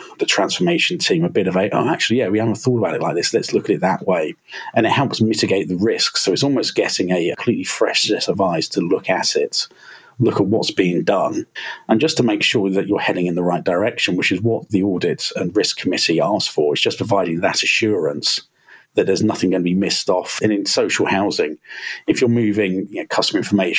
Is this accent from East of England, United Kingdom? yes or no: no; Berkshire, South East England, United Kingdom; now in Manchester, United Kingdom; I'm originally from Berkshire. I live in Manchester now and work for